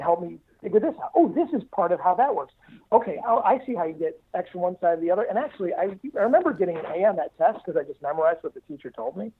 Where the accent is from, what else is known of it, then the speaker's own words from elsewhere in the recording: Detroit, Michigan, United States; I grew up in the Detroit area. Um, my dad's a car guy, and so I, I grew up in suburban Detroit